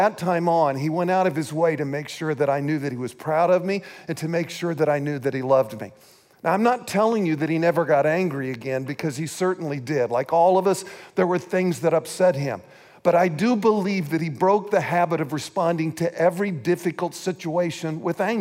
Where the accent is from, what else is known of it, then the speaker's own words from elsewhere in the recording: St. Joseph, Missouri, United States; moved away; We were born and raised in St. Joseph, Missouri.